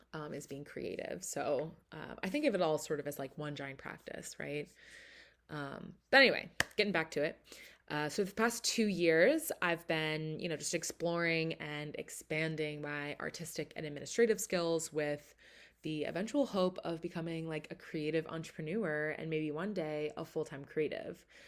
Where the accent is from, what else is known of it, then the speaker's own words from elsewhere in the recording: outside of Philadelphia, Pennsylvania, United States; moved away as an adult; also born or lived in Chicago; now in Philadelphia, United States; I grew up kind of outside of Philly.